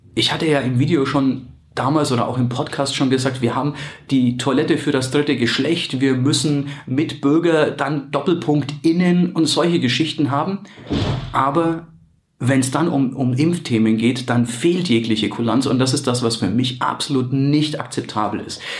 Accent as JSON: {"language": "German", "country": "Germany", "said": "bei uns in Deutschland"}